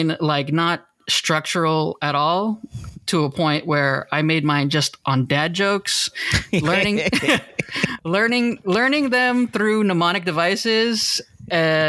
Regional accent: Orange, California, United States; I'm from Orange, California

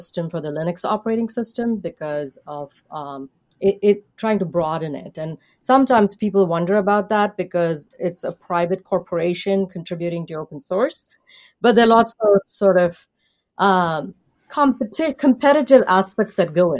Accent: India; now in United States; I grew up in India, and so I would be considered in the United States someone from a diverse background

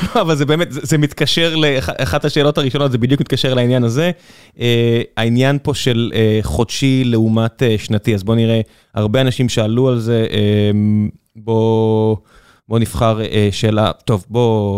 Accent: Beersheba, Southern District, Israel; אני באר שבעי

